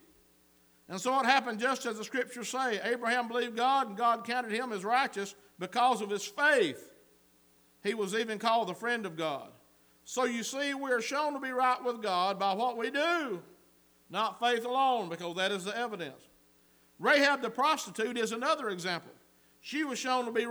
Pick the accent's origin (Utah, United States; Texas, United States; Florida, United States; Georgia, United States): Georgia, United States; Northwest; I come from Northwest Georgia. We handle snakes where I come from